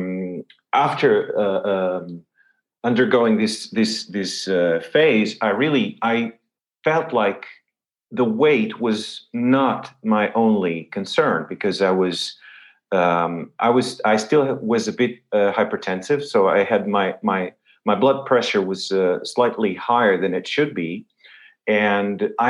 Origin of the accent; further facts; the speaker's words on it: Lisbon, Portugal; I'm born and raised in Lisbon